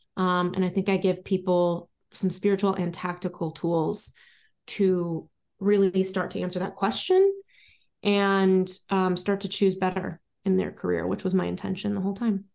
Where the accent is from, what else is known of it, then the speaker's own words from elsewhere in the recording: Los Angeles, California, United States; moved away; also born or lived in Paris / London / New York / Miami; I was born in the Valley in Los Angeles, California, and I've lived many, many places since then